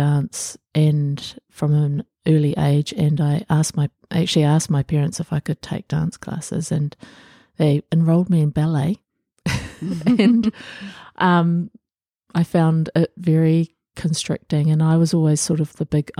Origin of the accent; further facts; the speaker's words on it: Auckland, New Zealand; I was born in Auckland and I've stayed here all my life